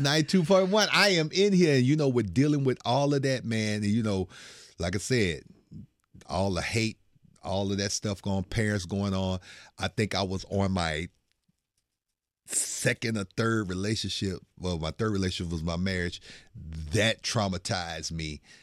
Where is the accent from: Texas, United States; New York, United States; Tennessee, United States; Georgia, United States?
Texas, United States; Bryan; moved away as an adult; now in Houston, United States; small time dude from Bryan College Station. That is my, that is my hometown right there